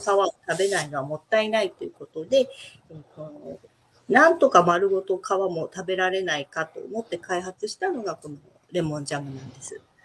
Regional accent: Tokyo, Japan; moved away as an adult; also born or lived in Setoda, Onomichi, Hiroshima / Kamakura / Sapporo; now in Onomichi, Japan; 東京です。ずっと東京生まれ、東京育ちで

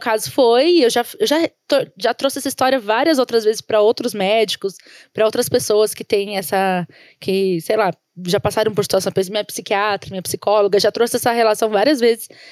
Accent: São Paulo, Brazil; A gente veio da Zona Leste de São Paulo

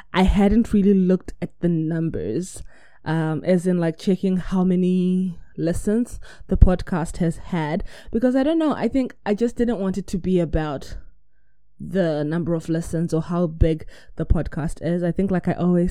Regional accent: New Zealand; I'm from New Zealand

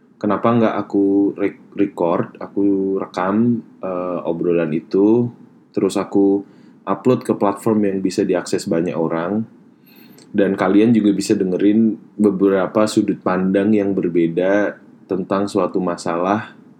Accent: Surakarta, Central Java, Indonesia; moved away as an adult; now in Australia; aku berasal dari Solo, Jawa Tengah

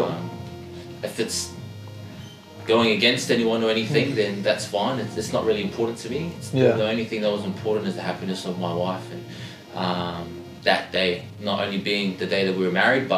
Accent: Australia; born or raised there; also born or lived in Auckland, New Zealand

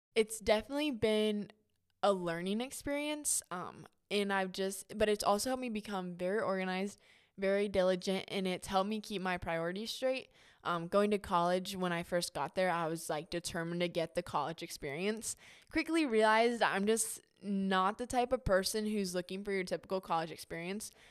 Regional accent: Troy, Ohio, United States; I am born and raised in Troy, Ohio.

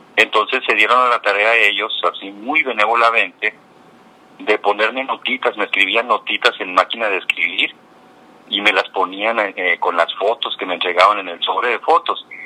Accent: Cananea, Sonora, Mexico; moved away; also born or lived in Bacuachi / Mexico City; yo soy de Cananea. Yo soy de Cananea, eh, nací en Cananea, inmediatamente me fui a vivir a Bacuachi, que es el lugar donde vivían mis abuelos maternos. Y ahí estuve hasta los cinco años. Cuando tenía cinco años me regresé a vivir a Cananea

